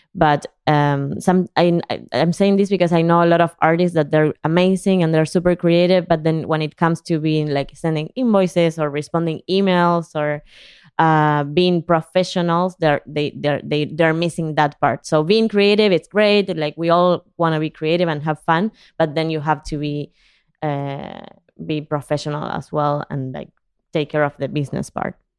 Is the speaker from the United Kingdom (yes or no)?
no; Argentina; English is a second language; moved away as an adult; also born or lived in San Diego / Sunset Park, Brooklyn; now in New York, United States; I could understand, but I couldn't communicate because I never had to in Argentina